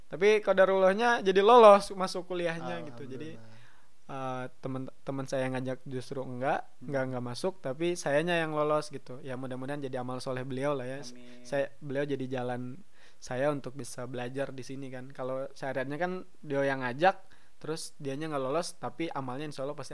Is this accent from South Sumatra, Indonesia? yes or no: yes; Palembang, South Sumatra, Indonesia; oh iya, saya dari Palembang ya.